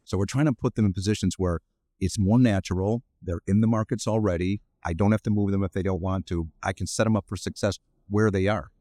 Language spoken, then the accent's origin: English; Cleveland, Ohio, United States; moved away as an adult; now in Chicago, United States; I'm from Cleveland originally